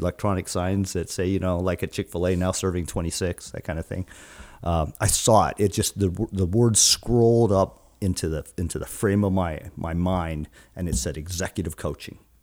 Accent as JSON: {"language": "English", "country": "Guam", "tie": "born or raised there", "moved": "yes", "lives_now": "Seattle, United States", "said": "I'm from Guam, born and raised in Guam, an island that's about almost six thousand miles from here in the Seattle area"}